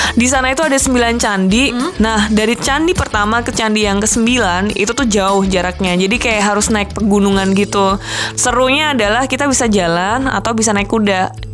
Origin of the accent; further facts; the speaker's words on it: Semarang, Central Java, Indonesia; cukup bangga juga sebagai anak Semarang